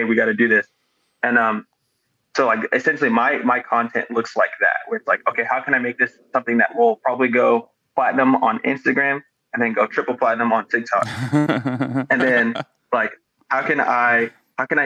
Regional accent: New York City, New York, United States; also born or lived in Las Vegas, Nevada; now in Tulsa, United States; I was born in New York and then I moved to Las Vegas. I lived in Las Vegas for like a decade.

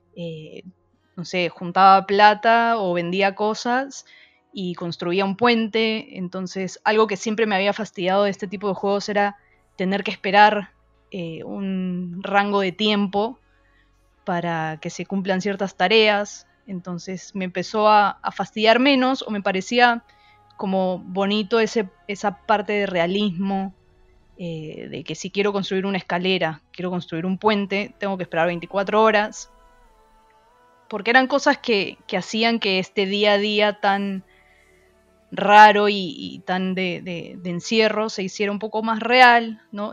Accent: Peru; moved away; yo que soy de, de Perú, donde hay una sociedad un poco muy conservadora

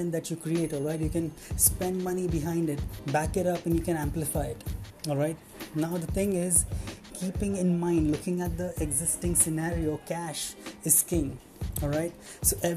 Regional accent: Mumbai, Maharashtra, India; I'm from Mumbai

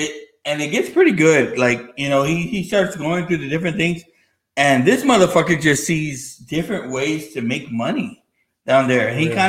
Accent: Los Angeles, California, United States; born there; I was born in East LA.

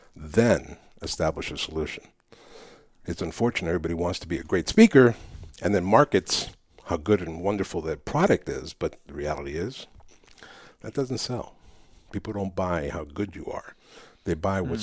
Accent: New York City, New York, United States; first language Spanish; English is a second language; I grew up in New York City

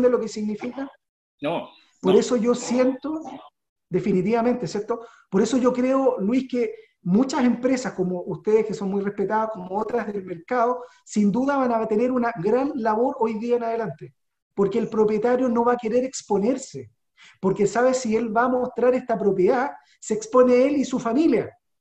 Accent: Chile; somos inteligentes los chilenos

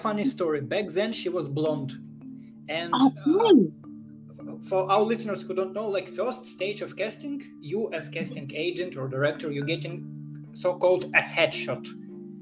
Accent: Ukraine; English is a second language; now in Los Angeles, United States; if you can guess by my accent, I'm not from United States. I'm actually came from Ukraine

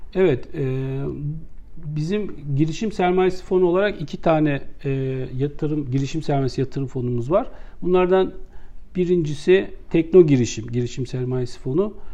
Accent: Istanbul, Turkey; ben 1969 İstanbul doğumluyum

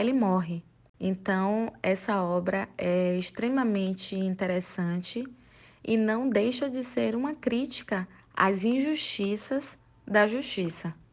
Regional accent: Salvador, Bahia, Brazil; sou de Salvador, Bahia

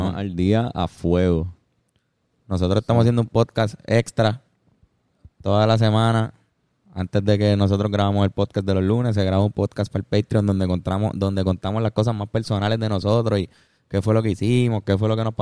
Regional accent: Cuba; moved away; Es que no, no, somos cubanos y no estamos viviendo en Cuba ahora mismo.

